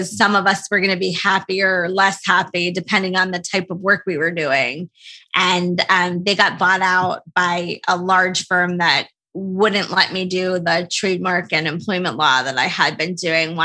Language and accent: English; New Jersey, United States; also born or lived in New York; I grew up in New Jersey